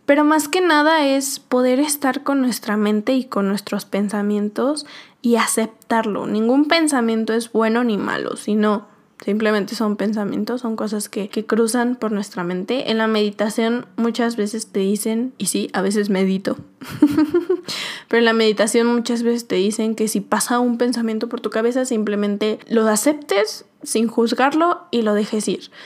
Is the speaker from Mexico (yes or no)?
yes; Mexico; moved away as an adult; no estaba en mi México, no estaba en mi país no tenía mi familia